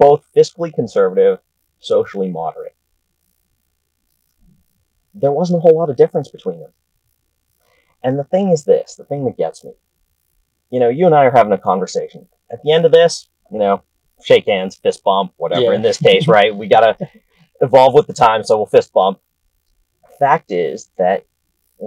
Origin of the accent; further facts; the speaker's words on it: outside Boston, Massachusetts, United States; now in Washington, D.C., United States; I grew up outside Boston, you know, born in the town where the Revolutionary War actually started